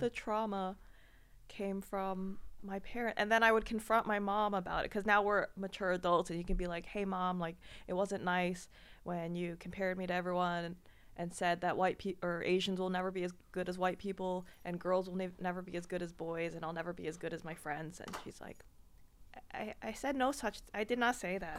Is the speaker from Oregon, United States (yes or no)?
no; Washington, District of Columbia, United States; moved away as an adult; now in Austin, United States; The D C area